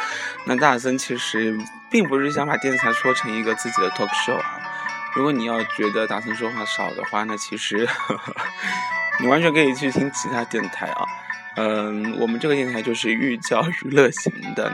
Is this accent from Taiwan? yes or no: no; southern China, China; 作为南方人